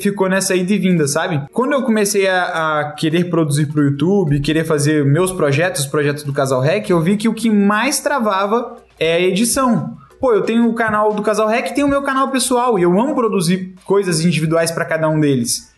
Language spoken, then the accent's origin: Portuguese; Brazil; somos brasileiros